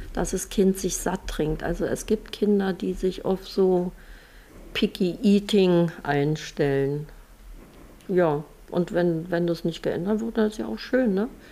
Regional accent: Germany; bei uns in Deutschland

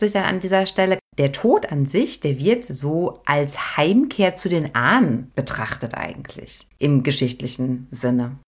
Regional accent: Germany; bei uns in Deutschland

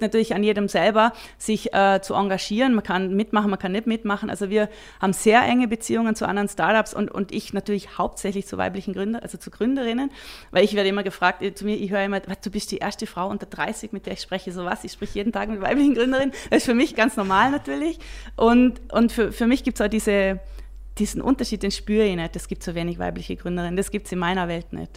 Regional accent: Vorarlberg, Austria; moved away as an adult; now in Switzerland; Als Vorarlbergerin immer schon große Affinität zu, zu den Bergen und natürlich auch zur Schweiz und bin dann in die Schweiz gekommen

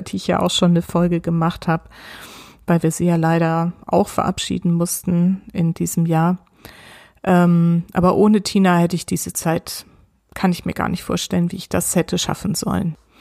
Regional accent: near Heidelberg, Odenwald, Baden-Württemberg, Germany; Ich bin in der Nähe von Heidelberg aufgewachsen, mitten im Odenwald.

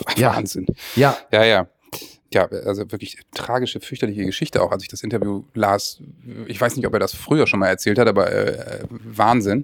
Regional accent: Northern Germany, Germany; ich als Norddeutscher

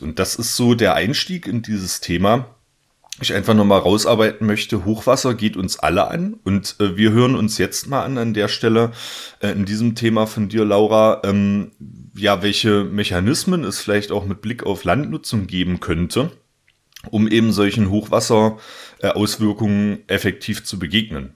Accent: southeast Saxony-Anhalt, Germany; moved away; ich komme ja ursprünglich aus Sachsen-Anhalt, aus dem Südosten Sachsen-Anhalts, ähm, aus dem Zweistromland zwischen Elbe und Mulde

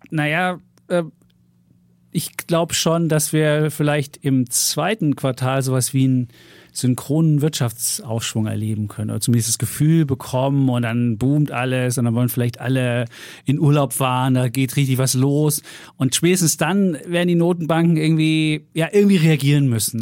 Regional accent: East Germany, Germany; moved away as an adult; ich bin ja im Osten groß geworden, 18 Jahre da gelebt

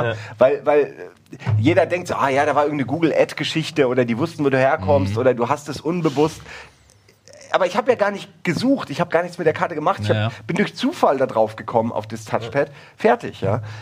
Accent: Wächtersbach, Hesse, Germany; Moment mal, da liegt doch nicht Wächtersbach.

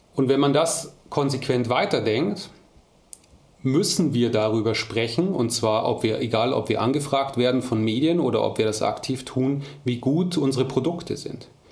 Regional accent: Munich, Bavaria, Germany; moved away as an adult; now in Ruhr area, Germany; als Münchner

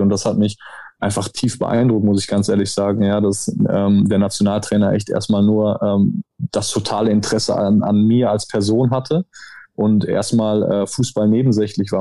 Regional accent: Germany; now in Italy; ich bin Deutscher

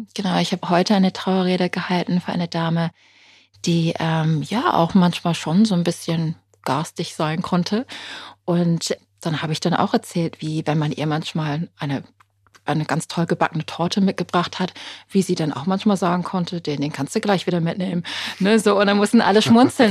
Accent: United Kingdom; German is a second language; moved away; Ich bin ja gebürtige Britin.

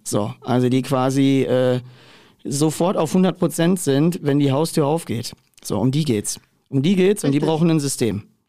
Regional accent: central Ruhr area, North Rhine-Westphalia, Germany; ich komme ja aus der Mitte des Ruhrgebiets

